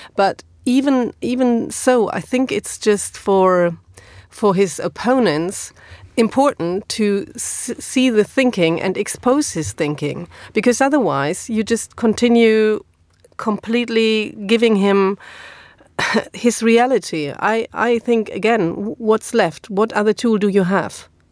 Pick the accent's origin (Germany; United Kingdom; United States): Germany; English is a second language; moved away; is in my hometown